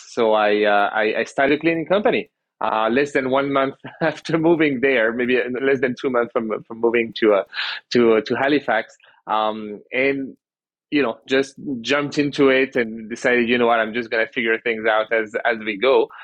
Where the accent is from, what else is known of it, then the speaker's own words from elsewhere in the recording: France; moved away as an adult; now in Canada; I was born in Canada. I grew up in France. Went back to Canada uh, about ten years ago.